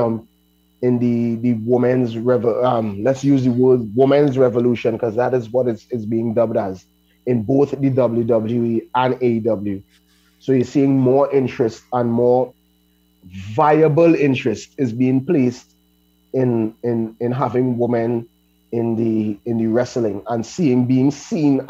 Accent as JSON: {"language": "English", "town": "Laventille", "country": "Trinidad & Tobago", "said": "I am from Lavantil, so I already fighting a stigma"}